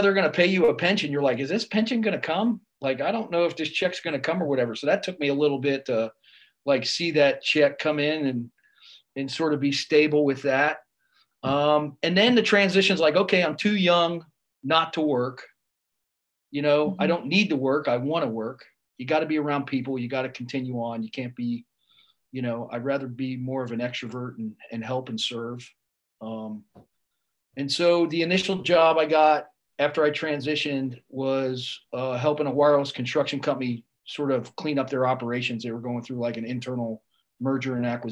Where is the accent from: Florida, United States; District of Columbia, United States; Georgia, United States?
Florida, United States; South; I grew up in South Florida